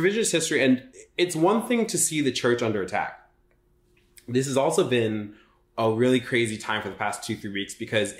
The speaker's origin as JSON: {"language": "English", "country": "United States"}